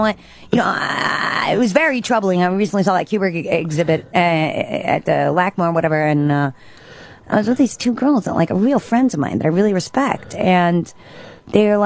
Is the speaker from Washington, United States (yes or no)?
no; New York, United States; as a New Yorker